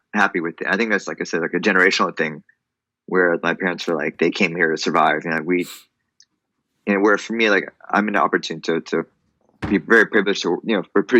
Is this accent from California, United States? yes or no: yes; Orange County, Southern California, United States; now in Los Angeles, United States; I'm originally from Orange County, down in SoCal. Right now I'm based in LA.